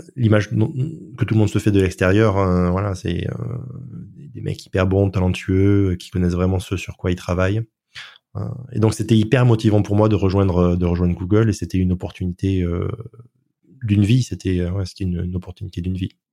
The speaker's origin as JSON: {"language": "French", "country": "France", "said": "je suis français"}